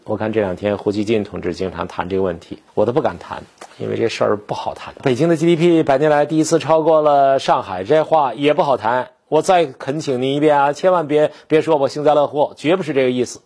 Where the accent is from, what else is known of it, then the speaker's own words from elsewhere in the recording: Beijing, China; also born or lived in Heilongjiang; 作为北京人